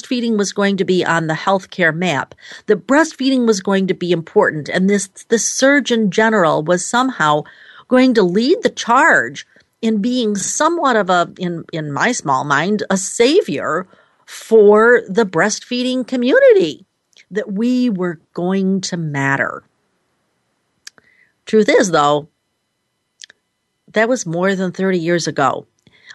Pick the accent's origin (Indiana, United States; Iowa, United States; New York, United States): New York, United States; Rochester; my hometown, Rochester, New York